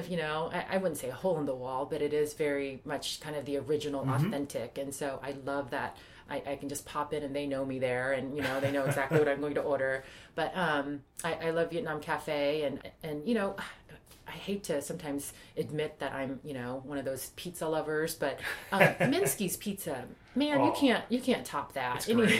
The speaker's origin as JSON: {"language": "English", "country": "South Korea", "tie": "born or raised there", "said": "just growing up in Korea and early on, just, you know, not having very much."}